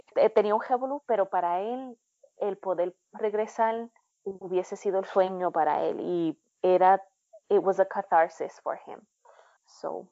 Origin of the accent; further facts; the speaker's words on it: Puerto Rico; moved away as an adult; now in United States; cuando yo me fui de Puerto Rico